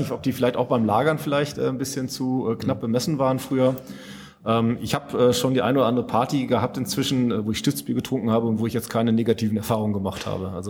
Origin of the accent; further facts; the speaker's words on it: North Rhine-Westphalia, Germany; ich komme aus Münsterland ursprünglich, da kannte ich das durchaus auch schon mal